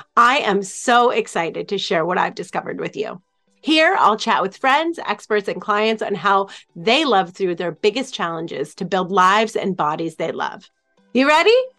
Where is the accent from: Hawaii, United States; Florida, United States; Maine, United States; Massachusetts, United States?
Maine, United States; moved away as an adult; also born or lived in New York; I grew up in Maine, uh, with some hippy-dippy parents in the middle of the woods